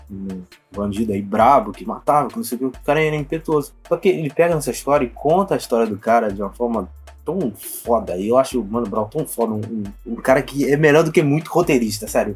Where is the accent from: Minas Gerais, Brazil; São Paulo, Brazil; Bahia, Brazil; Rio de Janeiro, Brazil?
Rio de Janeiro, Brazil; eu sou carioca